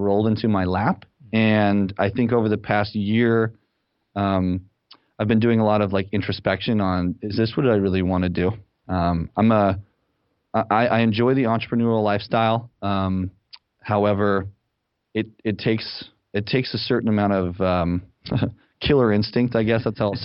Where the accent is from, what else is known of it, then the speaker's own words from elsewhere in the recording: Salt Lake City, Utah, United States; moved away as an adult; also born or lived in Los Angeles, California / San Francisco, California; now in Ann Arbor, United States; I'm originally from Salt Lake City, Utah